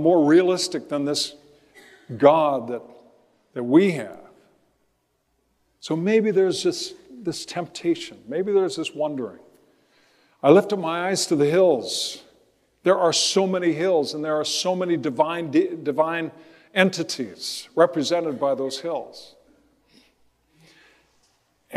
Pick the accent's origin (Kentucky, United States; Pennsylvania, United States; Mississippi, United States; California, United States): California, United States; Riverside; As a kid growing up in Riverside, I remember looking out to Mount Baldy